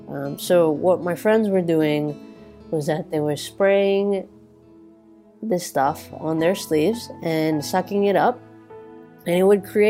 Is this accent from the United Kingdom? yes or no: no; New Territories, Hong Kong; I grew up in the New Territories, so like the suburbs of India. The suburbs of Hong Kong